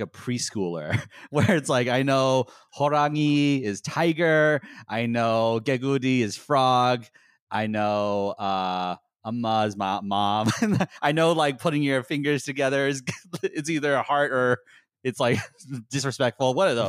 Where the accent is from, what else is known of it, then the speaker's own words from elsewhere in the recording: United States; So, I was raised in America pretty much my entire life. I've been to Korea, like, four times maybe.